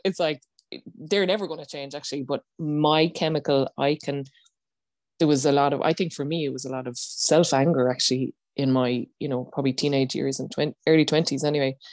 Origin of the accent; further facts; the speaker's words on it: Ireland; as Irish people